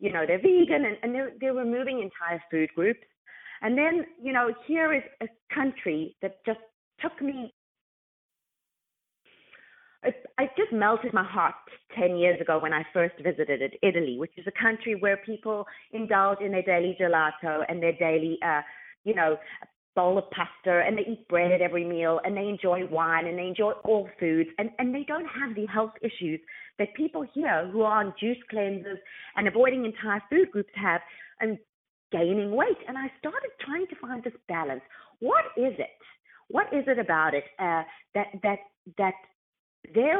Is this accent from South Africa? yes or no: yes; South Africa; moved away as an adult; now in California, United States; Growing up in South Africa